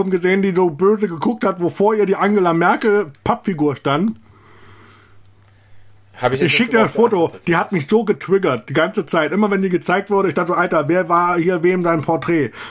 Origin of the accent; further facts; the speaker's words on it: Eifel, Germany; danach habe ich dann Outing in der Eifel gemacht, also da, wo ich herkomme.